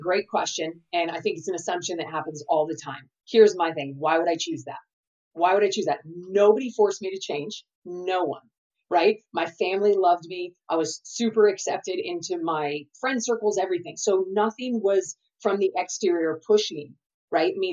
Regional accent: California, United States; I'm from California

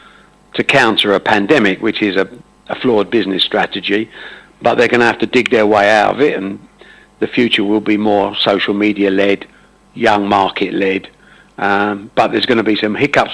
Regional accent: Dagenham, East of England, United Kingdom; also born or lived in Buckhurst Hill / Ongar / Brentwood; I'm an Essex man. I was born in Dagenham when it was Essex

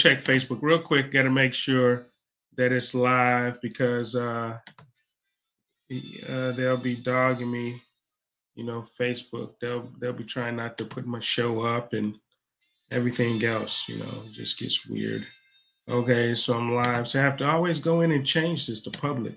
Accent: United States; I'm from America. I'm not from Africa

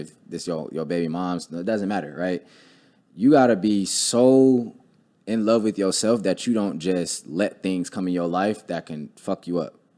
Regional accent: Cleveland, Ohio, United States; I grew up in Cleveland

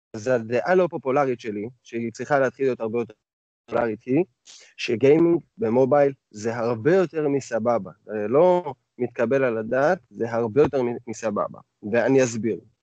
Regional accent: the Krayot, Haifa District, Israel; moved away; אני מהקריות במקור

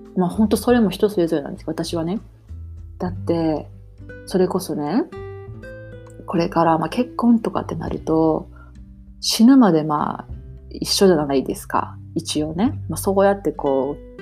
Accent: Japan; moved away as an adult; now in Toronto, Canada; 私もね、日本で生まれ育ってるし

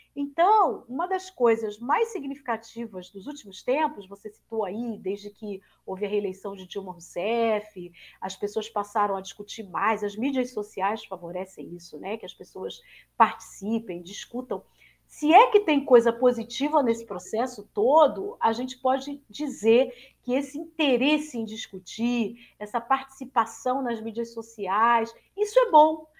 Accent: Rio de Janeiro, Brazil; Eu sou carioca e fiz toda a minha formação é, no Rio de Janeiro.

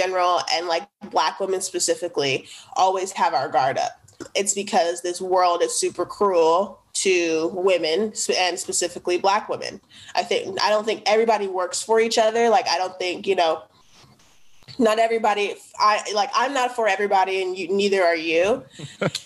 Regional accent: the Northeast, Oregon, United States; where I grew up in the Northeast

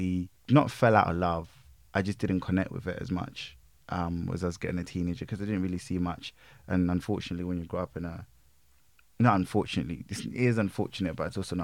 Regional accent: Leicester, East Midlands, United Kingdom; I'm still from Leicester

